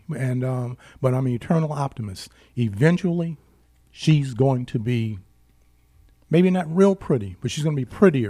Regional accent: West Virginia, United States; born there; now in Detroit, United States; And I'm not a native Detroiter. I was born in West Virginia, but I've been here since 1953.

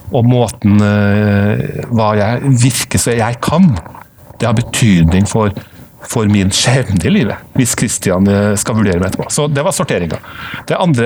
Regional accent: Trondheim, Trøndelag, Norway; accent: Trønder; also born or lived in United States; jeg jo trønder, som du kan høre et snev av. Født og oppvokst i Trondheim

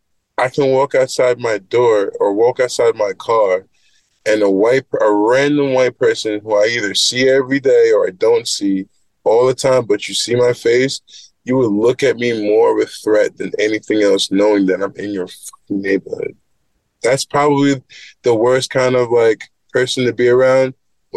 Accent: Great Neck, New York, United States; growing up in Great Neck

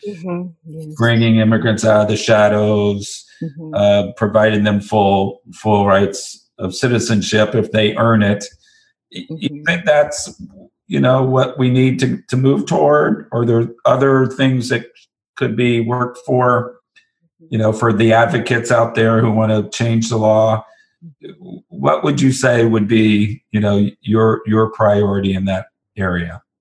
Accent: the South, United States; I'm actually from the South myself

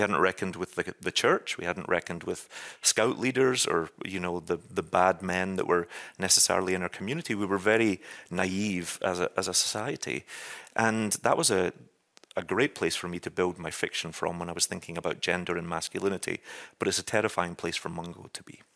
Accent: Scotland, United Kingdom; moved away as an adult; now in New York, United States; as a Scotsman

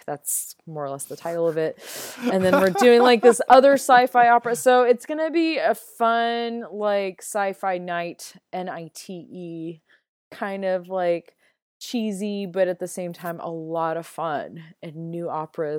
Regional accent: Los Angeles, California, United States; moved away as an adult; also born or lived in Vermont; now in Central Ohio, United States; I lived in LA all my life

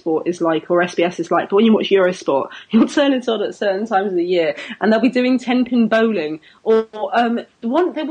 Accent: United Kingdom; I'm British

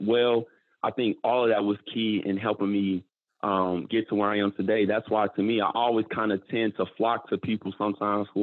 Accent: Chicago, Illinois, United States; growing up in Chicago

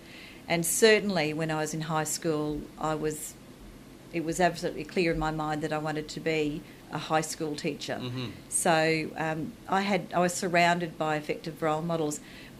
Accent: Charleville, Queensland, Australia; also born or lived in Chinchilla; So I was born in Chinchilla, which is southwest Queensland

